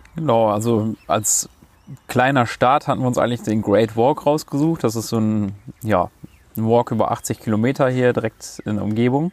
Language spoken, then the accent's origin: German; Münster, North Rhine-Westphalia, Germany; moved away as an adult; now in Sunshine Coast, Australia; bei uns zu Hause in Münster